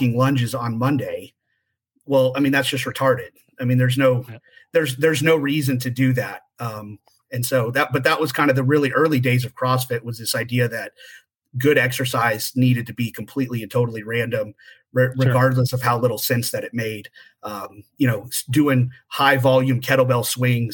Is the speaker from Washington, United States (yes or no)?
no; Texas, United States; moved away as an adult; also born or lived in California; I was from Texas. I was moving back to Texas